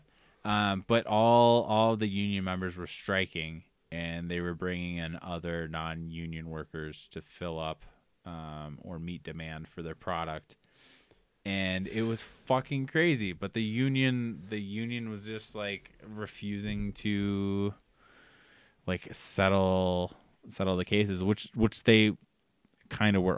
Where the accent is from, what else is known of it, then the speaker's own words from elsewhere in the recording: Austin, Minnesota, United States; I'm from Austin, Minnesota, which is Spamtown, USA